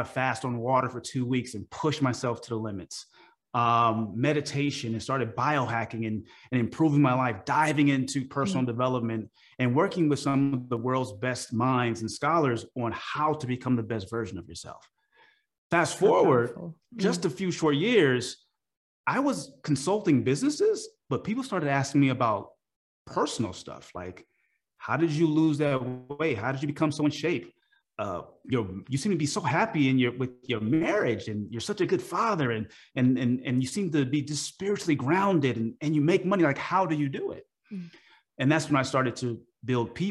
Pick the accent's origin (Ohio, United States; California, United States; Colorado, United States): California, United States; Oakland; I'm from Oakland, California.